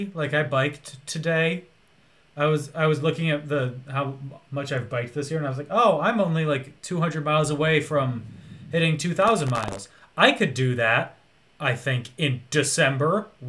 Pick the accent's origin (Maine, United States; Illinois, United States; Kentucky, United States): Illinois, United States; Chicago; I'm from the Chicago suburbs.